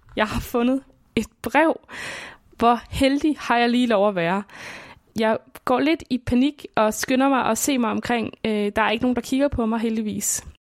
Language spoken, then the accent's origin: Danish; Svendborg, Southern Denmark, Denmark; born or raised there